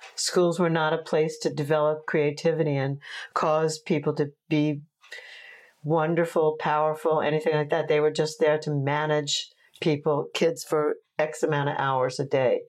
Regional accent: Oceanside, New York, United States; also born or lived in Brooklyn, New York / Fire Island; we moved to Long Island when I was like six or something

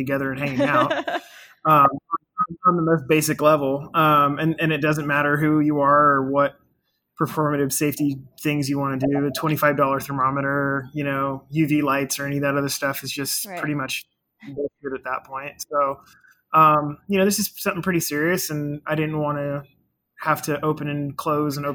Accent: Olympia, Washington, United States; also born or lived in Fort Lewis, Washington; born here in Fort Lewis and then grew up in Olympia, which is about 45 minutes south of there

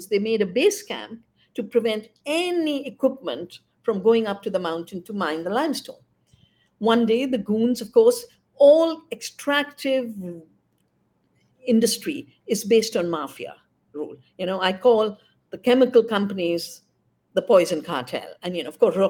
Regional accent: India; also born or lived in Bangalore; my hometown

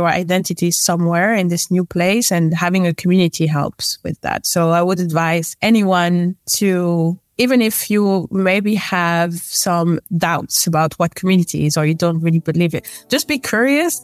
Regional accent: near Paris, grew up in mainland France, Île-de-France, France; moved away as an adult; now in Amsterdam, Netherlands; I am a French. I was born near Paris

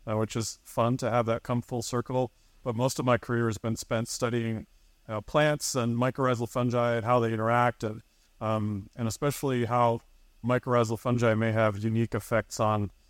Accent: Michigan, United States; I also had some really great mentors in in bird clubs as I was growing up in Michigan

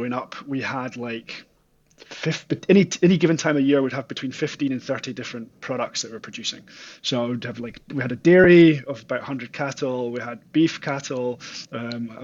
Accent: Aberdeenshire, northeast of Scotland, United Kingdom; also born or lived in Auckland, New Zealand; I'm originally from the northeast of Scotland and a place called Aberdeenshire, and grew up farming there on our family farm

